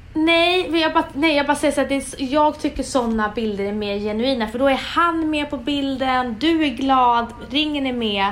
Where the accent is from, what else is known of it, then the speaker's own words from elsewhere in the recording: Umeå, Västerbotten County, Sweden; moved away; jag är från Umeå